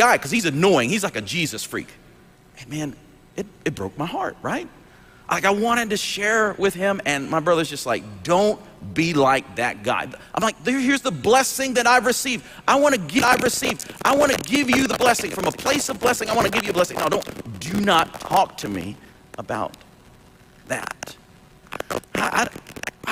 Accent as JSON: {"language": "English", "town": "Dothan", "region": "Alabama", "country": "United States", "tie": "born or raised there"}